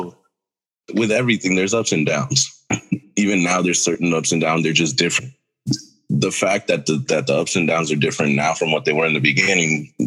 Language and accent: English; Mexico; I myself am Mexican. I was born in Mexico.